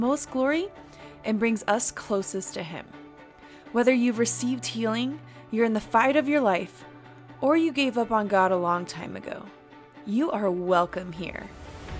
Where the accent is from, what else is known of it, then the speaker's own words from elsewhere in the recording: Austin, Texas, United States; So I'm from Austin